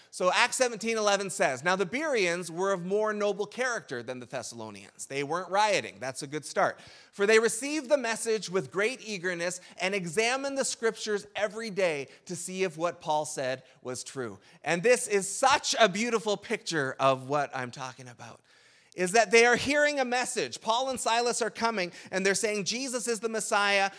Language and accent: English; Canada; in Canada, we tend to borrow Thanksgiving